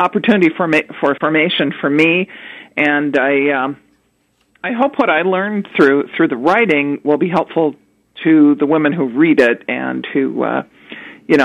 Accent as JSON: {"language": "English", "town": "Sioux Falls", "region": "South Dakota", "country": "United States", "tie": "born or raised there", "moved": "yes", "lives_now": "Arlington, United States", "said": "I grew up in Sioux Falls, South Dakota"}